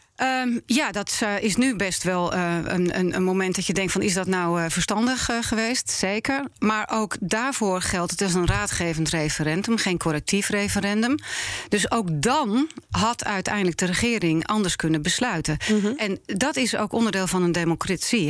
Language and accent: Dutch; Netherlands; ik ben een Nederlander. Ik ben hier geboren en eh, opgegroeid.